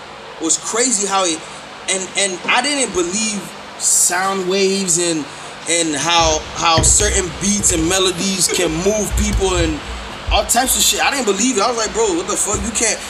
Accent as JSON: {"language": "English", "area": "Palm Beach", "region": "Florida", "country": "United States", "tie": "born or raised there", "said": "Born and raised in Palm Beach, man."}